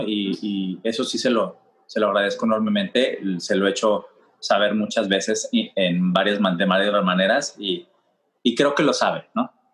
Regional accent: Mexico; now in New York, United States; siendo un hombre mexicano, abiertamente gay

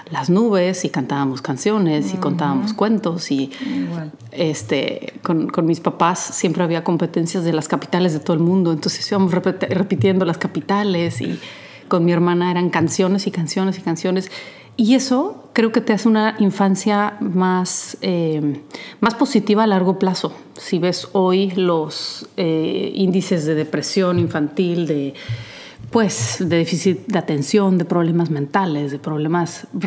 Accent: Poland; De chica me gustaba, en Polonia iba a clases de teatro, incluso a un taller.

